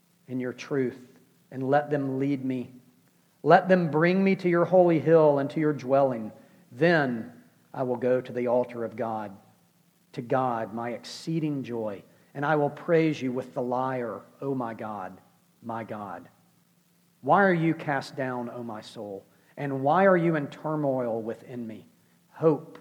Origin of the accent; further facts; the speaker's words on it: United States; we're American, because we live in the Western world